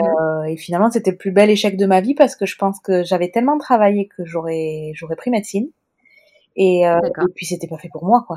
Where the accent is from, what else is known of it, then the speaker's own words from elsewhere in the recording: Toulouse, Occitania, France; accent: Toulouse sing-song accent; mon accent chantant toulousain